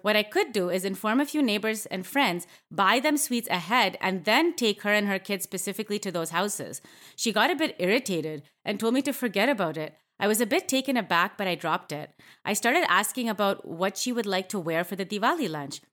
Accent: Canada; I grew up in Canada

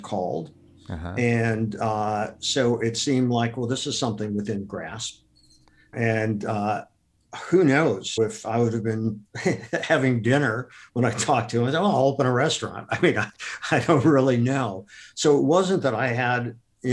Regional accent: Akron, Ohio, United States; I grew up in Akron, Ohio

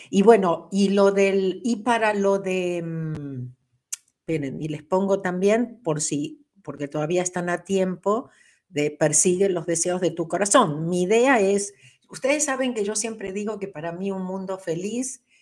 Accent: Mexico; Soy de México.

